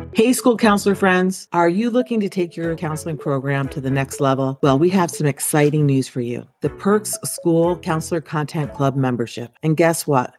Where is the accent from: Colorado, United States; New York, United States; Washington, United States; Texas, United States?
New York, United States; upstate; I'm from upstate New York, and where I live, there's more cows than there are people.